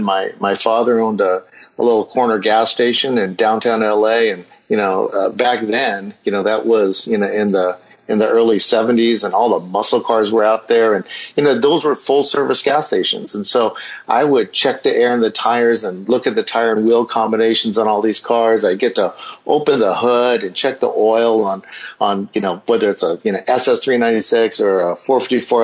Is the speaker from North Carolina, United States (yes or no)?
no; Southern California, United States; I grew up in Southern California